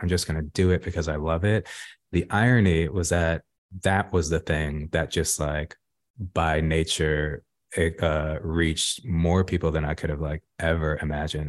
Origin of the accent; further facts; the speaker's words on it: Los Angeles, California, United States; growing up in South Central Los Angeles